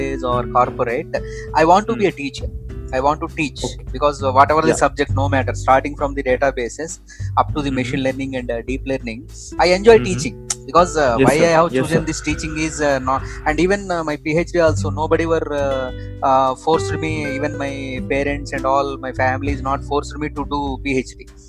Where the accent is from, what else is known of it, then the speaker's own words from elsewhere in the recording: India; as an Indian